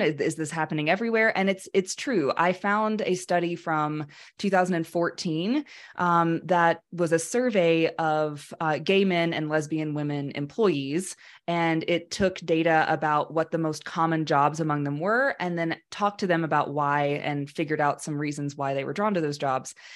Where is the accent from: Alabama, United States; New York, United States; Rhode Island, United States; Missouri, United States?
Alabama, United States; I was raised in Alabama in a very conservative but loving family